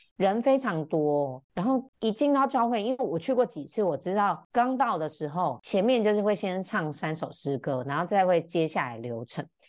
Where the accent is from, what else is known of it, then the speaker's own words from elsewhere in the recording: Chiayi, Taiwan; also born or lived in Taipei; 我在我八个月大的时候，我爸跟我妈妈就离婚，那我爸就带着我从台北回到嘉义，因为我的阿嬷是住在嘉义，那我嗯。就从小跟我阿嬷跟我爸爸一起生活长大